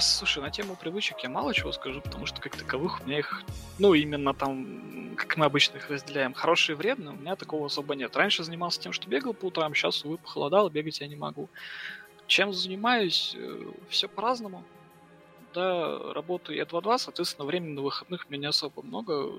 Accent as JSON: {"language": "Russian", "town": "Nizhny Novgorod", "region": "Nizhny Novgorod Oblast", "country": "Russia", "also_born_or_lived": "Saint Petersburg", "moved": "as an adult", "said": "я вообще выдернулся из своей зоны комфорта Нижнего Новгорода"}